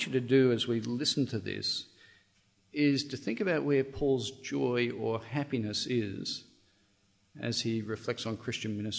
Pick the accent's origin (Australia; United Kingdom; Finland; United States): Australia; Now, I'm Australian.